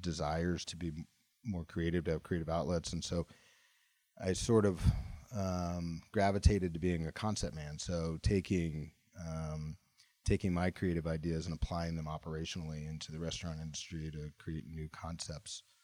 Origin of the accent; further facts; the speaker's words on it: Mississippi, United States; moved away; I'm a kid from Mississippi who escaped the deep south